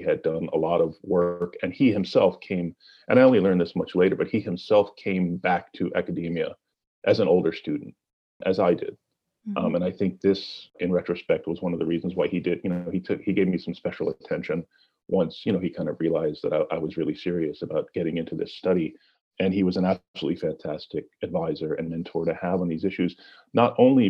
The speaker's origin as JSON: {"language": "English", "town": "Nyack", "region": "New York", "country": "United States", "tie": "born or raised there", "said": "I was born and raised in Nyack, New York."}